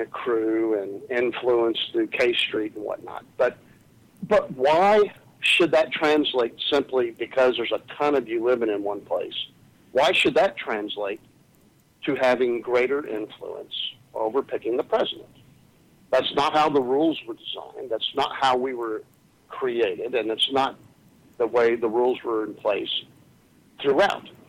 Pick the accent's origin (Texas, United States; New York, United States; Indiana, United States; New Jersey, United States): Texas, United States; as a Texan, I feel like my neighbors are too close to me, and I live on five acres